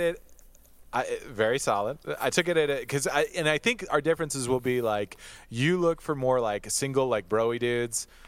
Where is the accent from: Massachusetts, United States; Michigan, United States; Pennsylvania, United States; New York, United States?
Michigan, United States; we're both from Michigan. We're both from Michigan